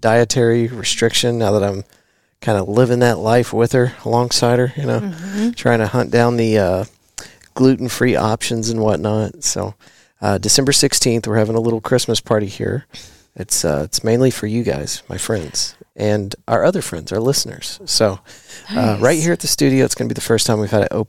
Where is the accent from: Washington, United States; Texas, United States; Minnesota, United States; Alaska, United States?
Texas, United States; I'm a Texan